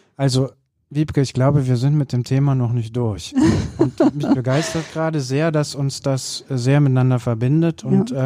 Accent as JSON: {"language": "German", "area": "countryside not far from Cologne", "region": "North Rhine-Westphalia", "country": "Germany", "tie": "born or raised there", "said": "ich bin auf dem Land groß geworden, jetzt äh, nicht total weit von Köln weg, aber doch auf dem platten Land"}